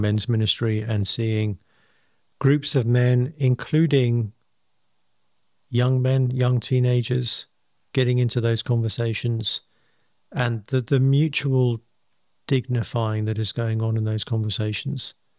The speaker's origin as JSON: {"language": "English", "region": "England", "country": "United Kingdom", "said": "I'm English"}